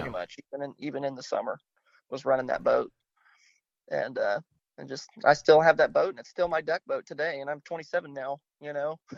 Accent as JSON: {"language": "English", "town": "Grapeland", "region": "Texas", "country": "United States", "tie": "born or raised there", "also_born_or_lived": "Austin, Texas", "said": "I grew up on Houston County Lake, mm-hmm. um, which is a small little lake in East Texas, just outside of Grapeland"}